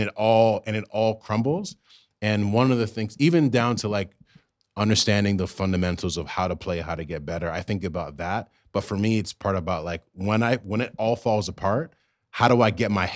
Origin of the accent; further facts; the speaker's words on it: Virginia, United States; also born or lived in Brooklyn, New York; grew up in Virginia.